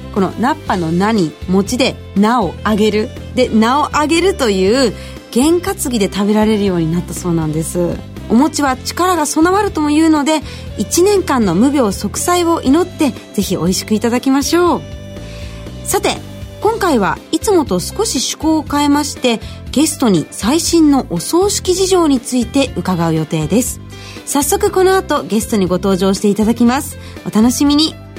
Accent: Aichi, Japan; 愛知県出身

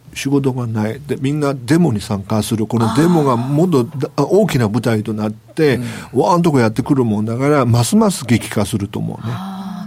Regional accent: China; Japanese is a second language; now in Japan; 僕ら中国人

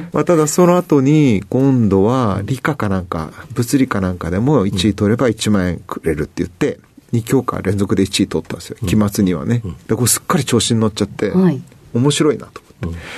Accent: Sapporo, Hokkaido, Japan; 北海道の札幌市です

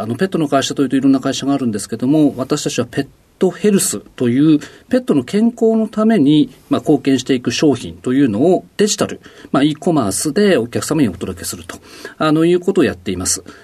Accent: Odate, Akita, Japan; 秋田県大館市

